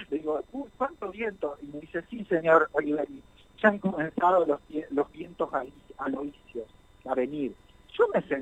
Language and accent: Spanish; Concordia, Entre Ríos, Argentina; moved away; si salí de Concordia